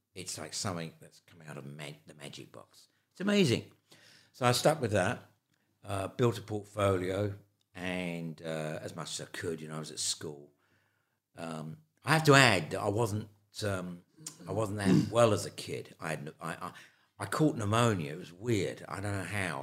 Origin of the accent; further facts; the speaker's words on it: London, United Kingdom; accent: London; also born or lived in Ireland; my London accent.